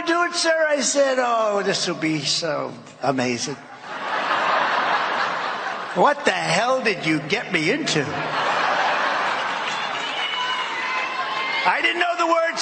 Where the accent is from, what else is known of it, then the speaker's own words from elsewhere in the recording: New York, United States; moved away as an adult; I was from New York.